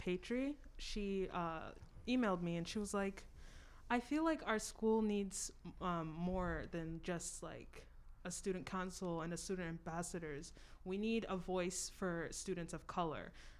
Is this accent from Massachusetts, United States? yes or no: yes; Lowell, Massachusetts, United States; also born or lived in Burlington / Texas; now in North Andover, United States; I'm originally from Lowell, but I only lived there for like 4 years. Then I moved to Burlington and Texas, and I came here in 7th grade.